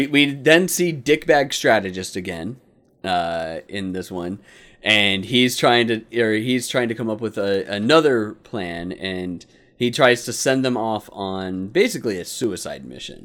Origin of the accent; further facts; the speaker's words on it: Phoenix, Arizona, United States; Growing up as a kid, though, living here in Phoenix, like I grew up on Barrow's